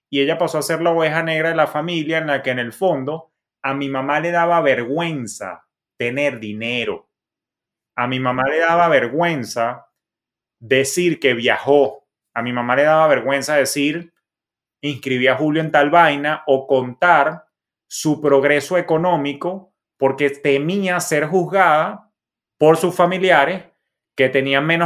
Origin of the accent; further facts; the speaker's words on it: Maracay, Aragua, Venezuela; born there; Por eso yo nací en Maracay, por carambola